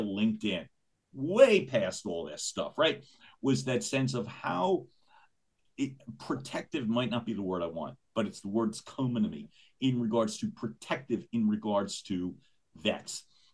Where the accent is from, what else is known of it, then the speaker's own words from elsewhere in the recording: Philadelphia, Pennsylvania, United States; growing up in Philadelphia